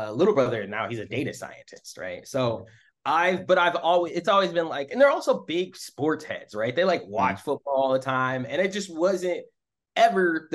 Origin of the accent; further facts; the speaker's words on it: suburbs of Michigan, United States; moved away as an adult; also born or lived in Washington, District of Columbia, United States; now in Oakland, United States; I was going from Michigan, suburbs of Michigan